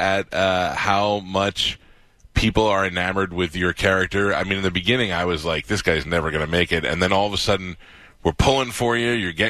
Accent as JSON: {"language": "English", "town": "New York City", "region": "New York", "country": "United States", "tie": "born or raised there", "said": "I grew up in Staten Island."}